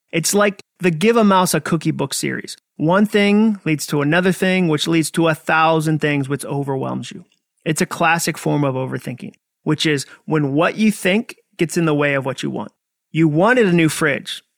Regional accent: Massachusetts, United States; I grew up in Massachusetts

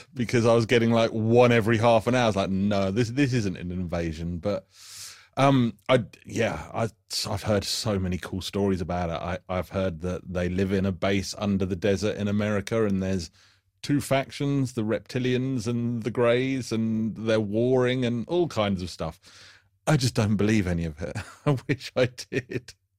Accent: United Kingdom; being British

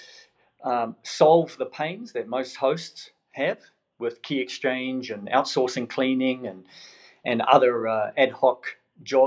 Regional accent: New Zealand; now in Melbourne, Australia; originally from New Zealand. Came over in 2004. You know, one Kiwi at a time, and here we are. So, but people still pick up the accent

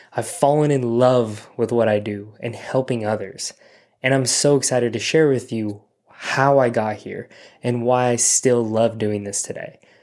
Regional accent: Simi Valley, California, United States; also born or lived in Orange County, California; my hometown, Simi Valley

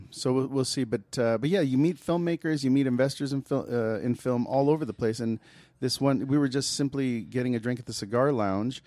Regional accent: United States; I'm proud of my mom and my dad being immigrants. I'm proud of all of that stuff, but I am American, Mexican American

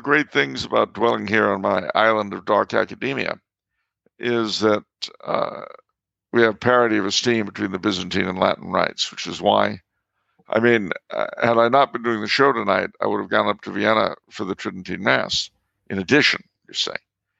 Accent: Canada; I mean, being French Canadian, you know, a sash around the waist used to be part of our folk garb.

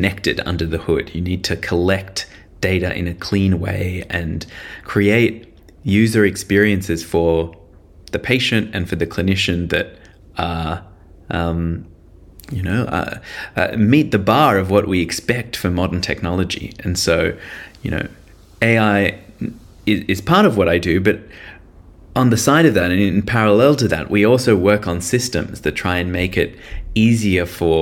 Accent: Sydney, New South Wales, Australia; I'm a Sydney boy. I grew up in Sydney

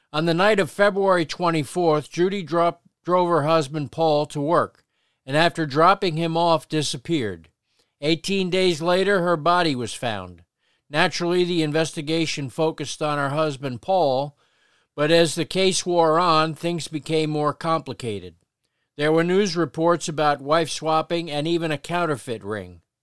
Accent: Paterson, New Jersey, United States; the Patterson we grew up

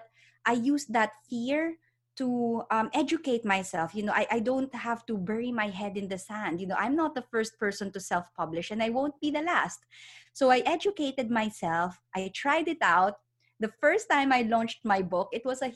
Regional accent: Philippines; moved away as an adult; now in United Kingdom; I'm originally from the Philippines. I was born and raised there, studied psychology, but I decided to move here to the UK.

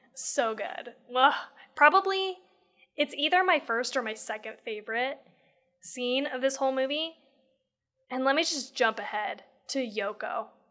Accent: United States

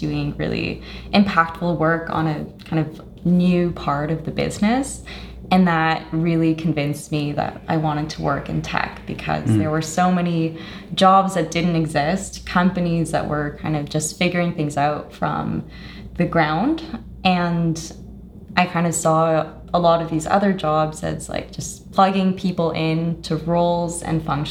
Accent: Canada; also born or lived in Colombia (ancestry) / Toronto; I'm Canadian of Colombian descent.

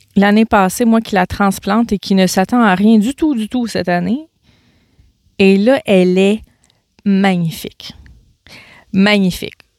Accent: Gaspésie, Quebec, Canada; moved away; je pars en vacances en Gaspésie, dans ma région natale

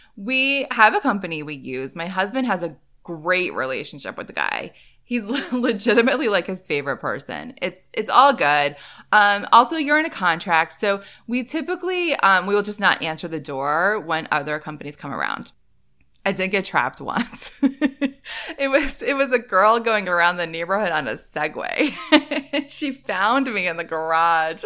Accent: Northeast, United States; moved away as an adult; I grew up in the Northeast, lived there for a long time as an adult.

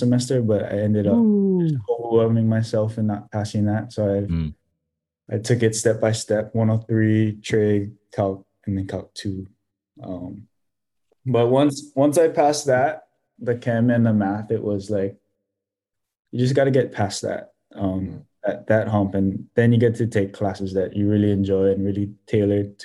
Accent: Hawaii, United States; really represent myself as a Hawaiian

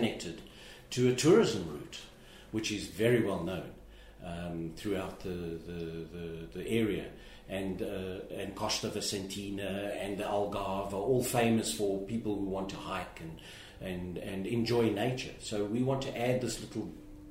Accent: South Africa; moved away; my home country of South Africa

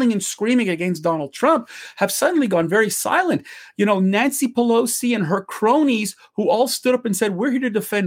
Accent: Canada; I'm a Canadian

